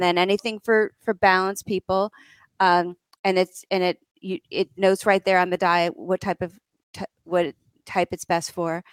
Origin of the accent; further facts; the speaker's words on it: suburb of New York City, United States; also born or lived in Vermont; we lived in a suburb of New York City